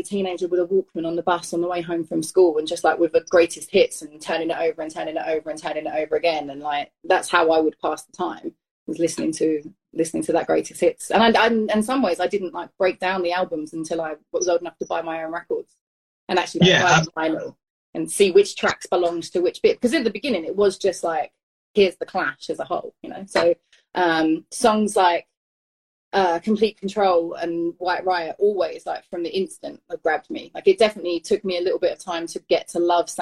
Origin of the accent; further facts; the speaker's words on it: London, United Kingdom; moved away as an adult; now in California, United States; I grew up in East London. I was born in 1984.